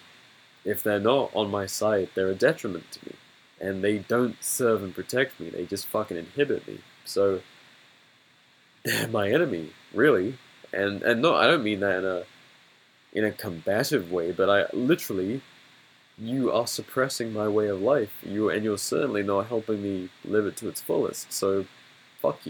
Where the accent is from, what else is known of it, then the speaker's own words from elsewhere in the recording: England, United Kingdom; growing up in England